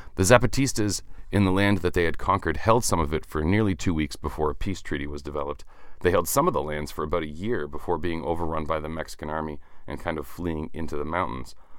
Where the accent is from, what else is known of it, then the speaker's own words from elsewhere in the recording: Canada; I'm Canadian